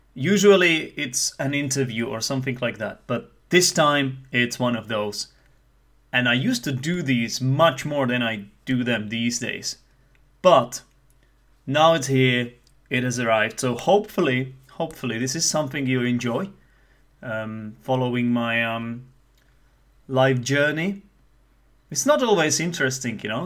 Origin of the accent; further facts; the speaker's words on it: Czechia; accent: Czech; first language Czech; English is a second language; Some people might say that I have a Czech accent. I would like to say that it's not as Czech as other Czechs might have it